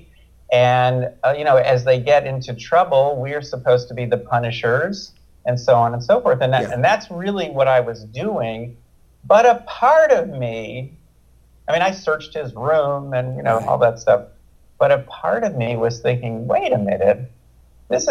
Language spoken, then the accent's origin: English; United States; we as American parents